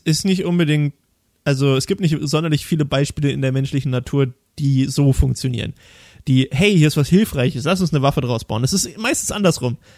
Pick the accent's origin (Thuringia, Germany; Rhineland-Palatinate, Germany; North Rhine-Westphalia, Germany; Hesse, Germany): Thuringia, Germany; ich komme aus Thüringen, da gibt es viele Nazis